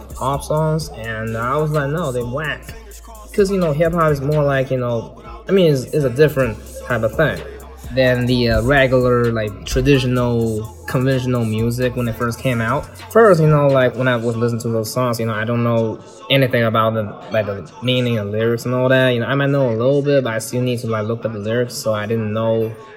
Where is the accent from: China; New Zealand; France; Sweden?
China; Beijing; moved away as an adult; also born or lived in Syracuse, United States; Originally, I'm from Beijing